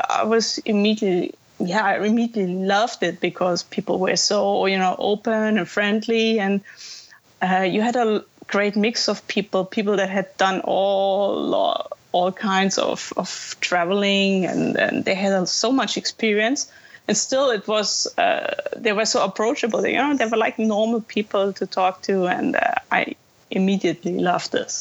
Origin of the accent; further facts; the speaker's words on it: Germany; I'm here from Germany to Thailand.